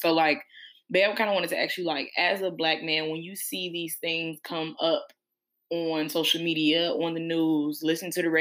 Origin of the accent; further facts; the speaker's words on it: United States; us as African-Americans